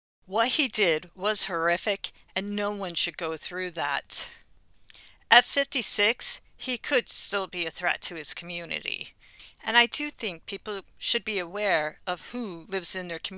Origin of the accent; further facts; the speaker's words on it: New York, United States; my home state of New York